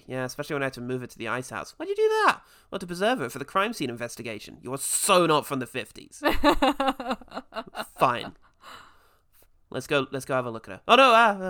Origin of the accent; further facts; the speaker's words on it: Ireland; I'm Irish.